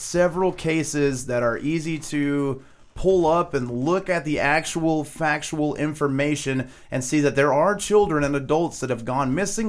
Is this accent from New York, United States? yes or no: no; Arkansas, United States; we're from Arkansas